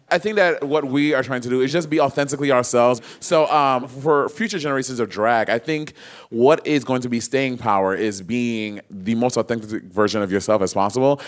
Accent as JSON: {"language": "English", "country": "St. Lucia", "tie": "born or raised there", "also_born_or_lived": "Brooklyn, New York, United States", "moved": "yes", "said": "was born in Brooklyn, but okay. I, I, when I was six months old, I moved to St. Lucia with my family."}